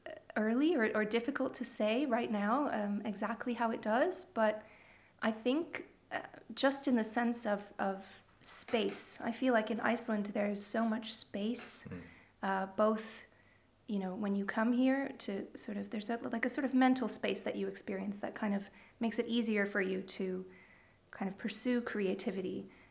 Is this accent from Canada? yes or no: yes; Toronto, Ontario, Canada; also born or lived in Serbia; I was born in Serbia. I grew up in Canada, in Toronto. Moved there when I was 4.5 with my family.